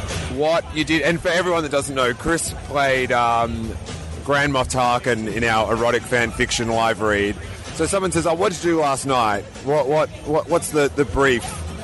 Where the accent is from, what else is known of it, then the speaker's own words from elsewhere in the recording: Australia; I'm Australian